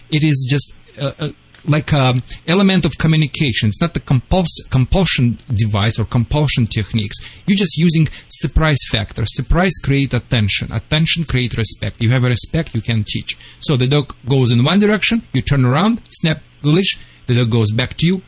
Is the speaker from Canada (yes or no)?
no; Russia; now in California, United States